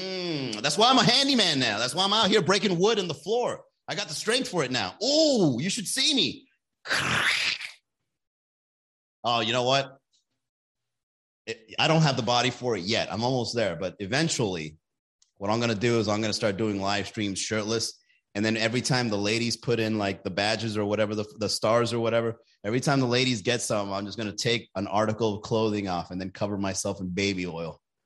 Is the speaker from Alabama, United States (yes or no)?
yes; Alabama, United States; I'm from Alabama and marijuana is still illegal.